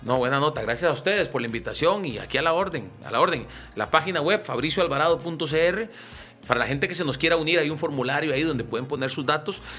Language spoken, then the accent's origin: Spanish; Costa Rica; como ticos